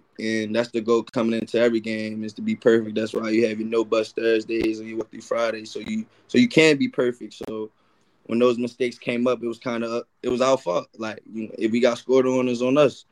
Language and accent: English; Baltimore, Maryland, United States; I'm from Baltimore